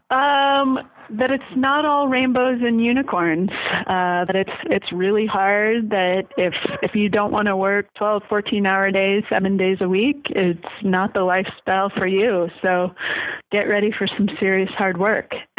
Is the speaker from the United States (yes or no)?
yes; Oregon, United States; moved away as an adult; I grew up in Oregon, so it wasn't a hard decision for us to come back to Oregon.